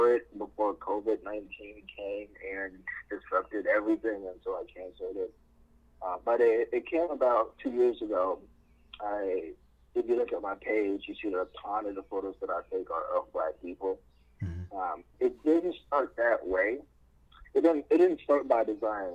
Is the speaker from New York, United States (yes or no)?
yes; New York City, New York, United States; moved away as an adult; also born or lived in Ghana; So I basically lived and grew up in like New York City until I moved out for like college and pharmacy school